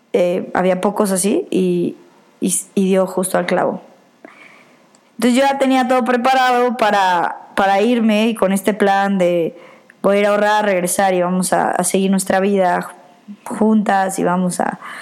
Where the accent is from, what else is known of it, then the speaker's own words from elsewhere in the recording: Mexico; moved away; pues soy mexicana